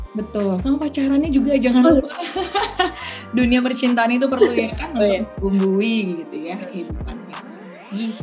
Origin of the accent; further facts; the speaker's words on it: Pekanbaru, Riau, Indonesia; moved away as an adult; now in Jakarta, Indonesia; aku tuh asli dari Riau